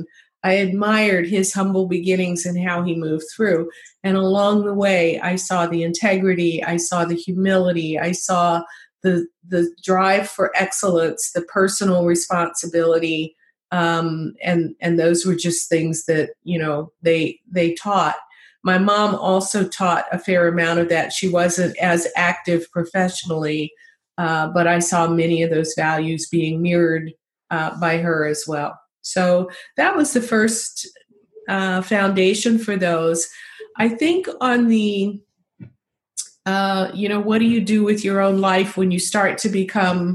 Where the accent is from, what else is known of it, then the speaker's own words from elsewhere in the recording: the South, United States; as a young child growing up in the South